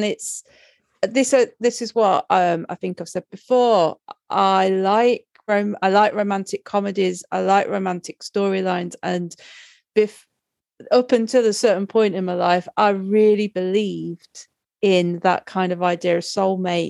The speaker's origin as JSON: {"language": "English", "area": "Robin Hood part of the country", "region": "East Midlands", "country": "United Kingdom", "tie": "born or raised there", "said": "I'm from Robin Hood part of the country"}